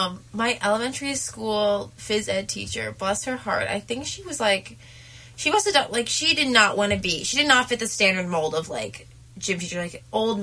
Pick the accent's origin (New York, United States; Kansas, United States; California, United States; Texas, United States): New York, United States; I'm also from New York